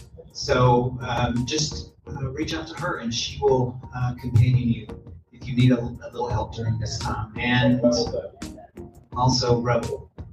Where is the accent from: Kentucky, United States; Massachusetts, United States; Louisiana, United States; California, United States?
California, United States; Oakland; also born or lived in Dallas, Texas; I hail from Oakland, California, by way of Dallas, Texas